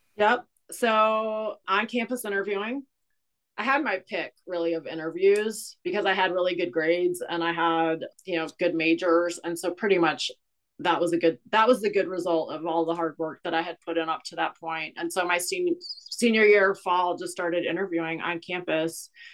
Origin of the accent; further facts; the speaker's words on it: Cleveland, Ohio, United States; now in Kansas City, United States; i grew up in a small suburb on the west side of cleveland ohio a very rust belt type area